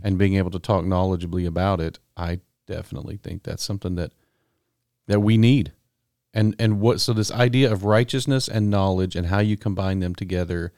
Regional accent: Texas, United States; I grew up in Texas, but we never paid any attention to Texas sports in my family.

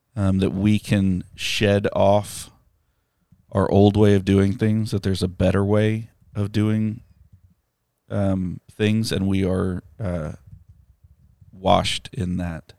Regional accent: United States; being American

